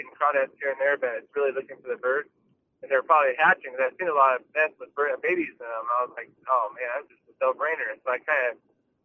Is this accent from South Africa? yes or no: no; California, United States; Growing up in California